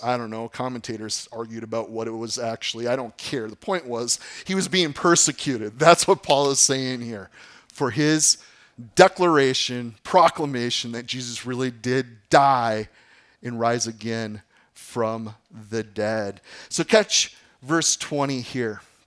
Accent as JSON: {"language": "English", "town": "Appleton", "region": "Wisconsin", "country": "United States", "tie": "born or raised there", "said": "I grew up in Appleton."}